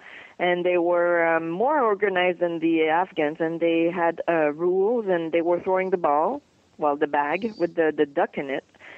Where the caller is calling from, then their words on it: Hemingford, Quebec, Canada; We're in Quebec province. We are in south of Montreal. Right now we're speaking from Hemingford, which is in Quebec, but close to the American border of New York.